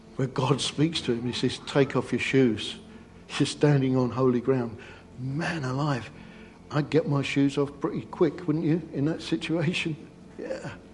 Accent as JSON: {"language": "English", "region": "England", "country": "United Kingdom", "said": "we're English"}